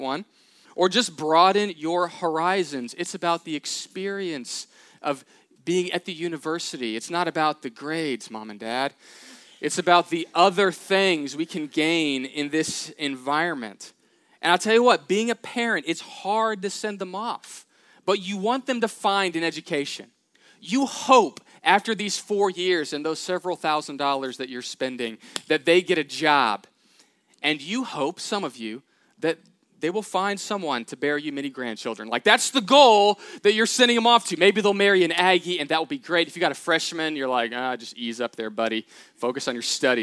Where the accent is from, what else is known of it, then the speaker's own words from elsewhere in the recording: Katy, Texas, United States; I grew up in Houston, Texas, Katy, outside of that area